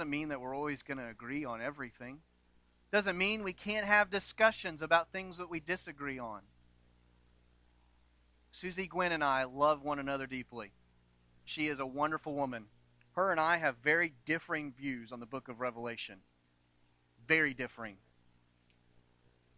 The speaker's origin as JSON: {"language": "English", "town": "New London", "country": "United States", "tie": "born or raised there", "said": "I grew up in New London"}